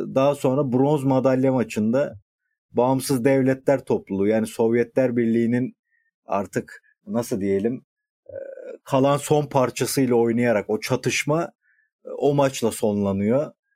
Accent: Edirne, Turkey; moved away; also born or lived in Balıkesir; ben Edirne'liyim ama uzun süredir bizimkiler Balıkesir'de tabii.

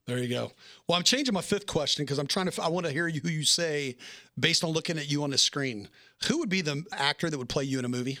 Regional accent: Nashville, Tennessee, United States; moved away; I'm from Na-, Nashville, Tennessee originally

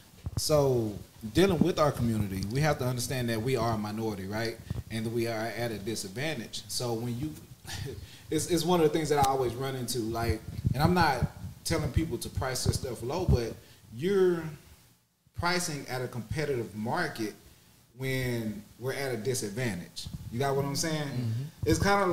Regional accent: Houston, Texas, United States; I'm from Houston

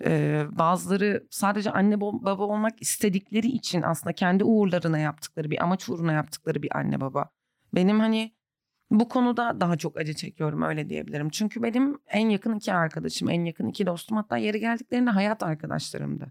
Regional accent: Antakya, Hatay, Turkey; also born or lived in Kadıköy, Istanbul; now in Istanbul, Turkey; Ben de buradayım. Çoğu Antakyalı arkadaşım da burada. Yani çoğumuz dönmeyen kısımdanız

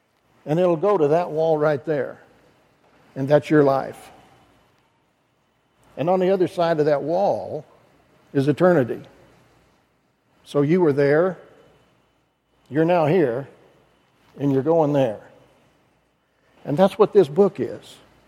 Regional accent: Idaho, United States; moved away as an adult; also born or lived in Chicago; I grew up in Idaho, spent my whole life there. I met my beautiful wife at the College of Southern Idaho

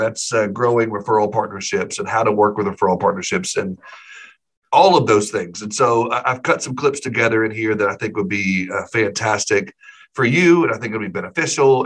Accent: Little Rock, Arkansas, United States; an agency owner here locally uh, in my hometown.

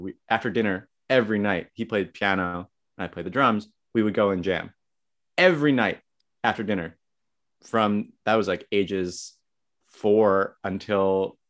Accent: Short Hills, New Jersey, United States; also born or lived in New York City; I'm from Short Hills, New Jersey, and that's where I am right now.

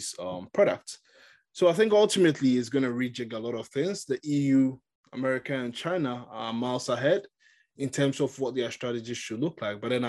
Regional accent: Ghana; I come from Ghana

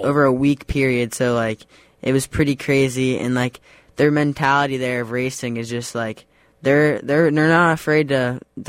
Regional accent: Mooresville, North Carolina, United States; I'm from Mooresville, North Carolina

